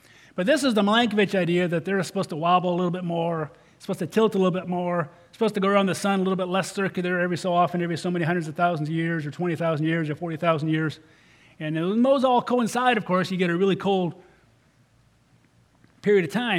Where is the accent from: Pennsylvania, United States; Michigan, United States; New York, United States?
Michigan, United States; now in Arizona, United States; my home state of Michigan